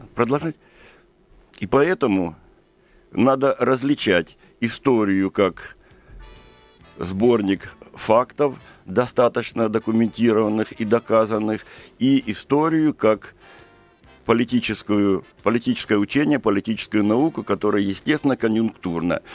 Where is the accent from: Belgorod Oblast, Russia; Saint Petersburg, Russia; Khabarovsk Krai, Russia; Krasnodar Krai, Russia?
Krasnodar Krai, Russia; я сам из Кубани и сам кубанский казак по происхождению